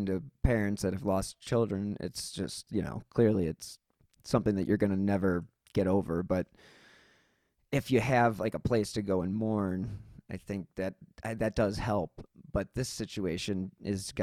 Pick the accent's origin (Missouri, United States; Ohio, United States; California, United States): Ohio, United States; Cleveland; I'm from Cleveland